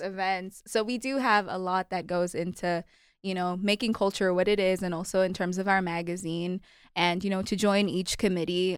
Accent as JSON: {"language": "English", "country": "Kenya", "tie": "born or raised there", "also_born_or_lived": "Malawi", "moved": "yes", "lives_now": "United States", "said": "grew up, spent most of my life in Kenya"}